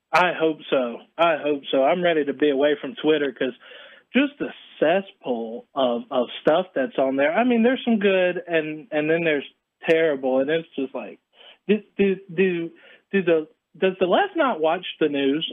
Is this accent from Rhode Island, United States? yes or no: no; North Carolina, United States; I am from North Carolina